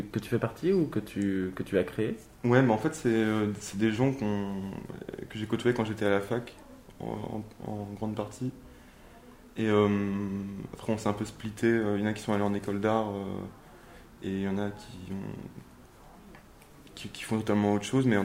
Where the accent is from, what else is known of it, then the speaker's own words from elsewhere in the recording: Nantes, Pays de la Loire, France; moved away as an adult; also born or lived in Paris; je suis né à Nantes et. Euh, d'accord. j'ai grandi à Nantes jusqu'à mes 18 ans